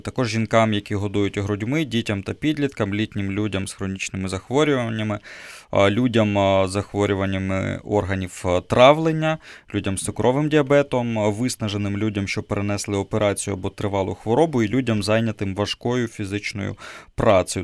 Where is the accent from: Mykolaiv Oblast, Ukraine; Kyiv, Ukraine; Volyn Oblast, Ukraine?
Kyiv, Ukraine; я родом е, з Києва